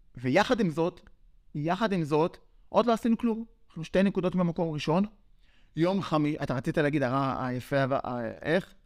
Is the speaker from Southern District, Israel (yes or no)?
no; Yavne, Central District, Israel; אנחנו מרוקאים מיבנה, מהשכונה